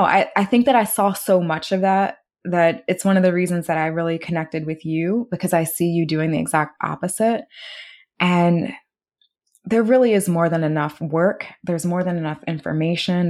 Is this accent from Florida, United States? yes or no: no; Maryland area, United States; we're both from the Maryland area